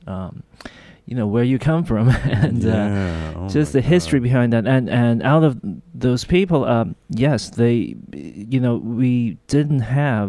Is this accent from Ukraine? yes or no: no; Hong Kong; moved away; also born or lived in Korea; We actually went to Hong Kong when I was 3 or 4 years old. Okay. My mother's actually Chinese. So we grew up in Hong Kong